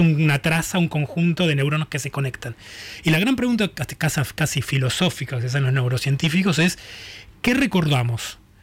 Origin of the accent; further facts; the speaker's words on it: Buenos Aires, Argentina; yo nací, eh, me crecí en Boedo